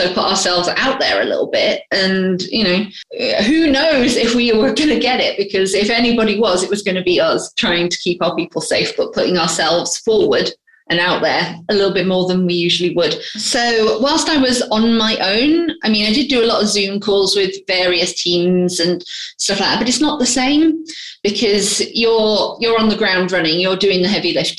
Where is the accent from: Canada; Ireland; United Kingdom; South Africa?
United Kingdom; Grimsby, Yorkshire and the Humber; moved away as an adult; now in London, United Kingdom; I'm originally from Grimsby in the north of England.